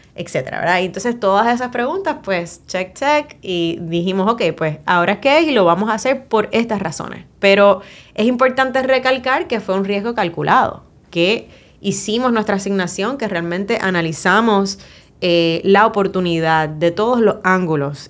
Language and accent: Spanish; Puerto Rico; cómo somos los puertorriqueños